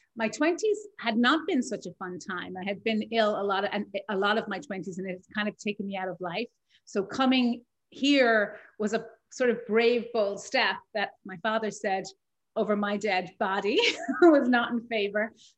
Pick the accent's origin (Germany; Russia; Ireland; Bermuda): Ireland; I don't like the fact that my accent is not still audible. And I love it when people pick up on that I'm from Ireland.